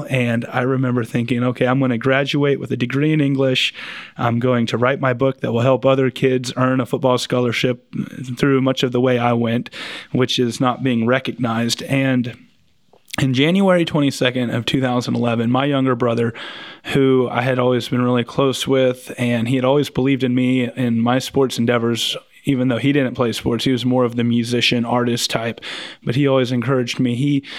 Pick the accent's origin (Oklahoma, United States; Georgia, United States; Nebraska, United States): Oklahoma, United States; Bartlesville; also born or lived in Skiatook, Oklahoma / Claremore, Oklahoma; I grew up in several different towns. I was born in Bartlesville, but I went to school a little bit in Skytook and Claremore, and I ended up coming back to Bartlesville, living with my dad from my freshman to senior year.